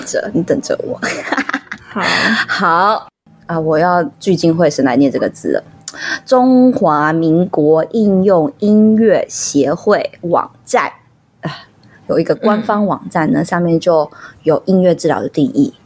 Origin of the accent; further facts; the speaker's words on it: Taiwan; 我们台湾人